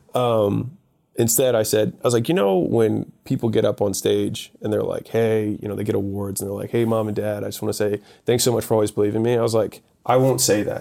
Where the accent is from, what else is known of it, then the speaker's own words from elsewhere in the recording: Baltimore, Maryland, United States; moved away as an adult; also born or lived in Ohio; I'm from Baltimore.